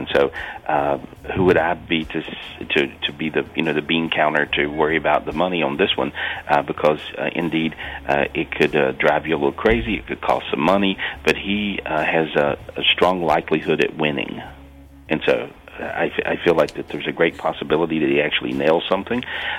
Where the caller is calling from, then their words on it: Minneapolis, Minnesota, United States; I'm back in the U.S. I'm in Minneapolis today.